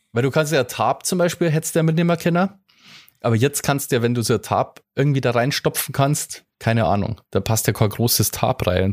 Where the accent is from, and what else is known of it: Bavaria, Germany